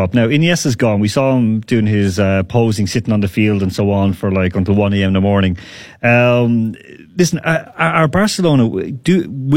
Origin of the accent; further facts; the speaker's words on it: Ireland; now in Moscow, Russia; I'm Irish. I'm Irish.